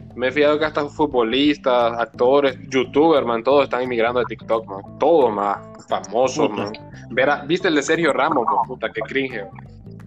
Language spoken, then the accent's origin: Spanish; Honduras; somos hondureños